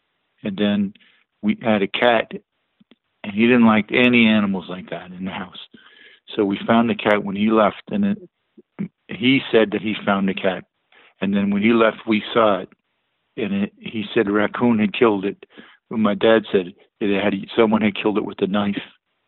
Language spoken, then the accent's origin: English; Texas, United States; also born or lived in California / New Jersey; Originally I was from Texas, and then we moved to Fort Ord area, which is in California. My dad was in the food service industry, so we moved around, you know. Then we ended up in New Jersey, mostly New Jersey.